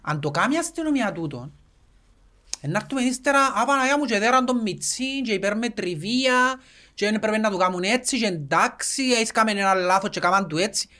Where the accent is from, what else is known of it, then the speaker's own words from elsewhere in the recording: Cyprus; Εμείς οι Κυπρέοι